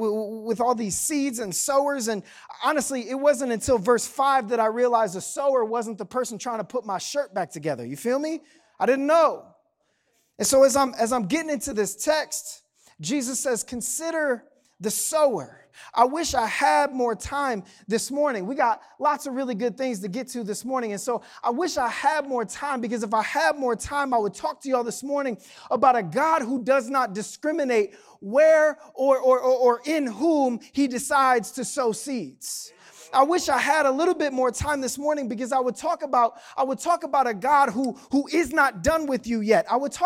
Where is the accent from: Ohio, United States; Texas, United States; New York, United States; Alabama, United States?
Ohio, United States; Canal Fulton; Like despite growing up in Canal Fulton, I know what you're thinking, but like only like 40% of us drove tractors to school.